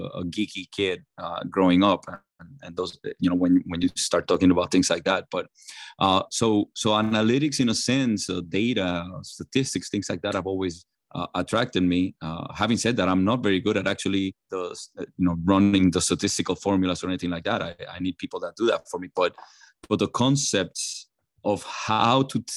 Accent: Puerto Rico; I grew up in Puerto Rico

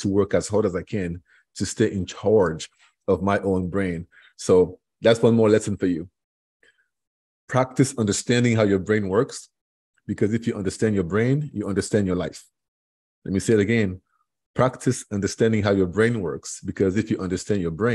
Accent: Cameroon; English is a second language; moved away as an adult; now in Florida, United States; I am from Cameroon originally, which is in West Africa, 6,000 miles away from here.

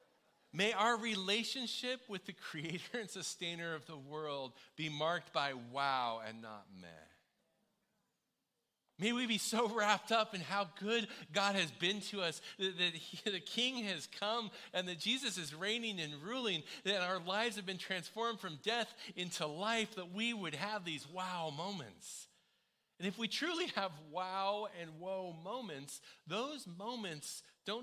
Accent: United States; moved away; as an American

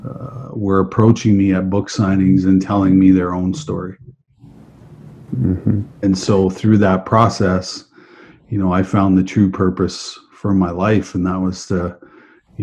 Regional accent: Western Canada, Canada; I grew up in Western Canada

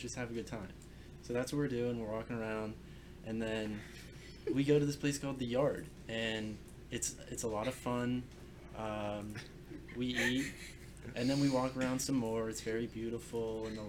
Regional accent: Pittsburgh, Pennsylvania, United States; I'm from the Pittsburgh area

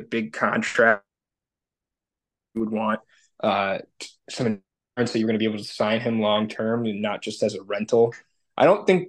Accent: Detroit, Michigan, United States; we're from Detroit

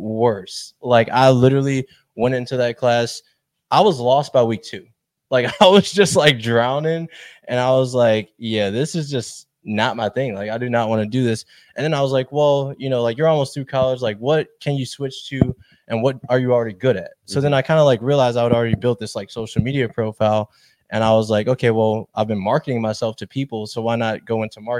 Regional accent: Chicago, Illinois, United States; I've born and raised in Chicago, went to UIC

